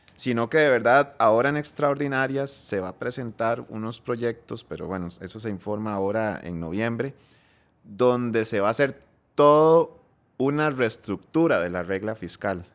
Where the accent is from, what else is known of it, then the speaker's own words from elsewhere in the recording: Costa Rica; voy a hablar como costarricense